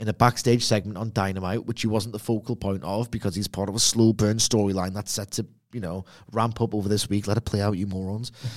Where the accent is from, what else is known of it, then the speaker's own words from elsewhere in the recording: Gateshead, North East England, United Kingdom; I'm from Lowfell Gateshead